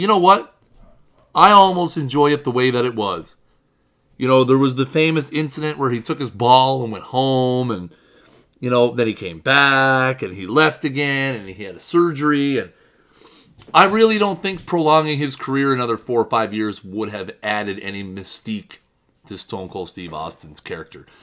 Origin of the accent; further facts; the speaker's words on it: Canada; I'm Canadian